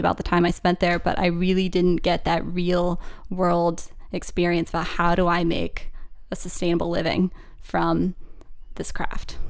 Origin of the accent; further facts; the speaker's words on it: Harrisburg, Pennsylvania, United States; moved away as an adult; also born or lived in Kutztown, Pennsylvania; now in Maine, United States; grew up in central P A in the suburbs